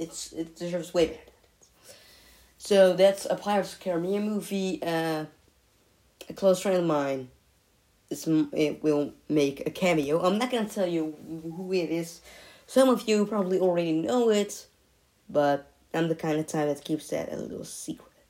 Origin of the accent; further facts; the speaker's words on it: Netherlands; I'm coming from the Netherlands. It's a beautiful country